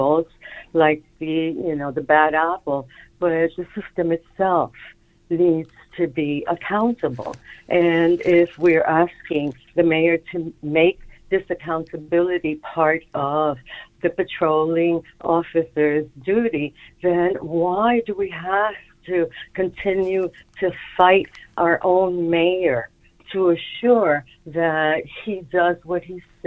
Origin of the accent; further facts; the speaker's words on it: New York City, New York, United States; also born or lived in Bronx, New York; I live in the Bronx. I grew up in Manhattan